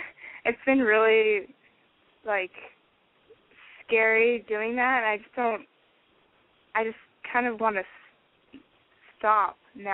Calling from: Washington, United States; I'm 21, and I've called in before. And I guess I'm calling from Washington State.

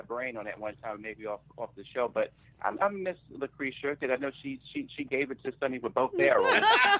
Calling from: New York City, New York, United States; calling from Brooklyn.

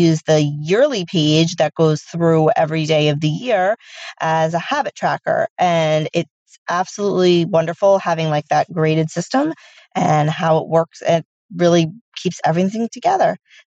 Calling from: Long Island, New York, United States; This is …, and I'm speak piping from Long Island, New York

